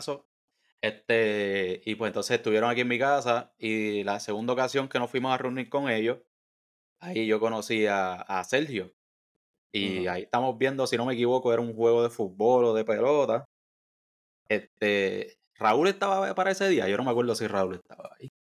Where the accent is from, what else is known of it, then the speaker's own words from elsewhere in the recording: Bayamón, Puerto Rico; soy de Bayamón nacido y criado en Bayamón